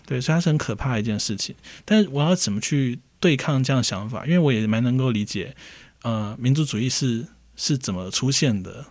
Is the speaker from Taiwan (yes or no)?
yes; Taiwan; 我是外省人，所以我从小其实受到的家族间的教育嗯。也都是你是堂堂正正中国人